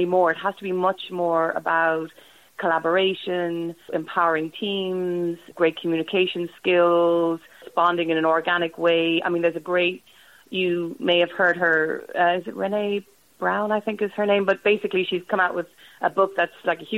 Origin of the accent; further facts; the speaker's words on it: Ireland; I'm Irish